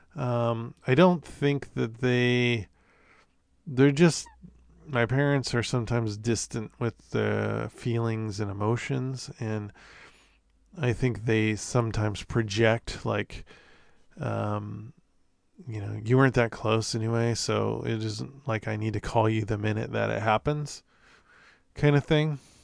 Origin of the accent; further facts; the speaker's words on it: Corvallis, Oregon, United States; I was born in Corvallis, if you know anything about Oregon geography